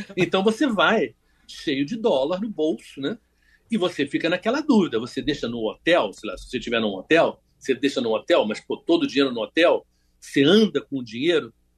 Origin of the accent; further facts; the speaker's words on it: Rio de Janeiro, Brazil; eu sou do Rio de Janeiro